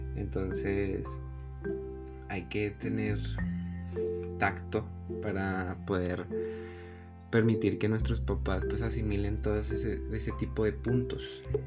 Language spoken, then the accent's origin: Spanish; Hidalgo del Parral, Chihuahua, Mexico; nací en, en Parral y nos tuvimos que mudar a Chihuahua